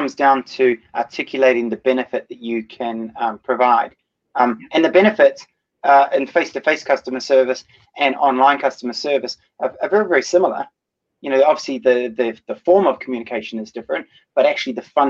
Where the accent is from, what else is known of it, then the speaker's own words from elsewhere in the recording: New Zealand; moved away; My home country is in New Zealand